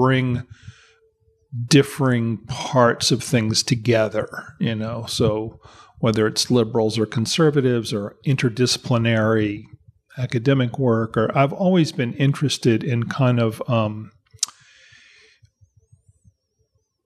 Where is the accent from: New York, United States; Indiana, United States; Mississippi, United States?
Mississippi, United States; I'm from Mississippi. I was born in 1955. Yeah. And grew up in Mississippi.